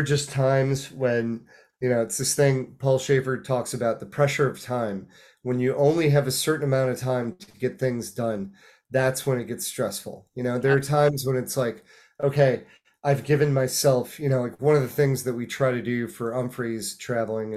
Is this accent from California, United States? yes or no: yes; Los Angeles, California, United States; my hometown